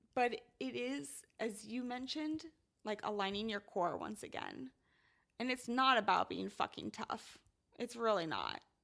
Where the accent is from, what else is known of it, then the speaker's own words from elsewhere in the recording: Midwest, United States; I'm from the Midwest and it rains a lot